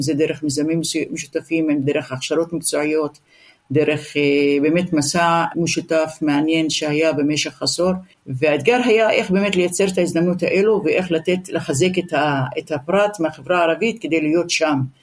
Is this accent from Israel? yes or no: yes; Israel; כחברה ערבית אין לנו ארץ אחרת. נולדנו כאן, נשאר כאן, נחיה כאן